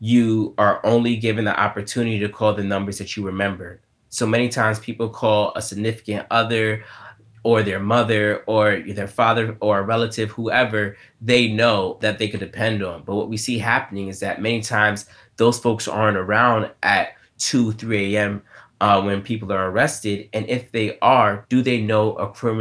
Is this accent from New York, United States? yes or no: yes; New York City, New York, United States; I grew up here in New York City